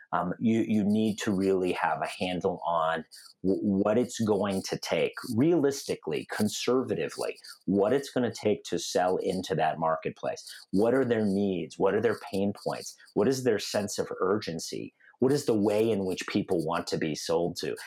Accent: Denver, Colorado, United States; also born or lived in North Carolina / Seattle; I grew up in Denver, Colorado, which is where I'm talking to you guys from um, today

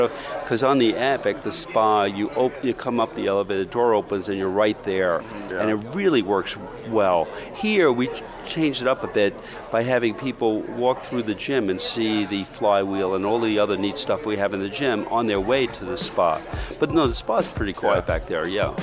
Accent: New York, United States; I'm a New Yorker

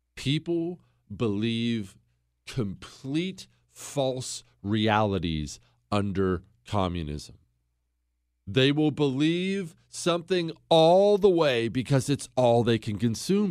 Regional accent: United States; I'm an American.

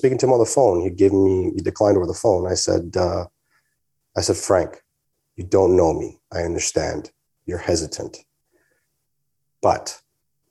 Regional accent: Canada; I'm Canadian

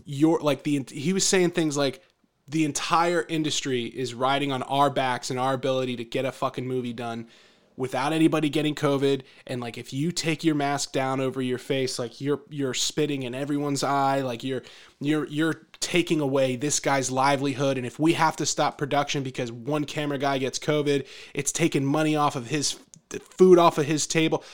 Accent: Philadelphia, Pennsylvania, United States; growing up in the Philadelphia area

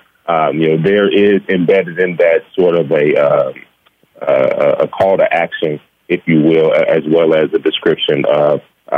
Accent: Gary, Indiana, United States; As you mentioned, we are born and raised in Gary, Indiana. We actually grew up a rock's throw from each other on the same block

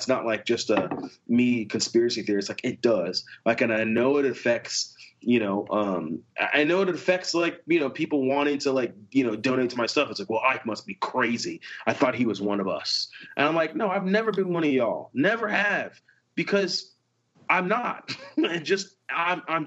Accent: United States; growing up in the States

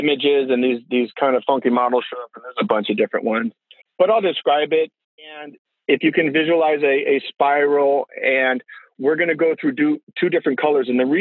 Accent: California, United States; I grew up in California

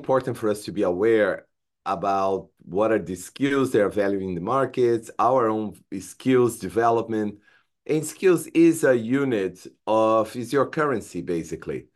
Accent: Brazil; English is a second language; moved away as an adult; now in United States; I'm an immigrant from Brazil. When I came to the United States, I had no English

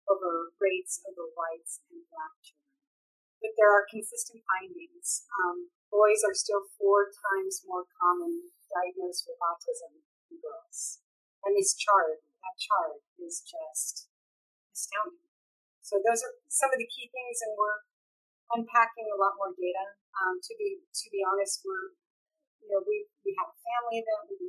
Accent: California, United States; I'm from California

